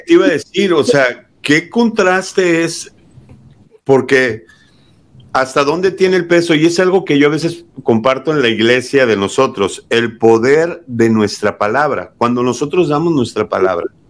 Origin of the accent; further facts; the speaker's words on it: Mexico; moved away as an adult; now in United States; Yo soy nacido aquí en Estados Unidos, fui criado en México y a mis 28 años decido venirme a Estados Unidos